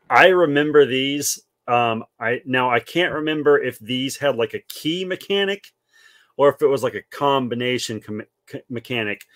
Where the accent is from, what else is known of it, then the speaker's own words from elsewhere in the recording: South Carolina, United States; house I grew up in here in South Carolina.